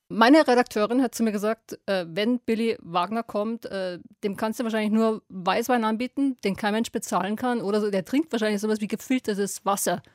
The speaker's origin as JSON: {"language": "German", "region": "Bavaria", "country": "Germany", "tie": "born or raised there", "said": "aus meiner bayerischen Heimat"}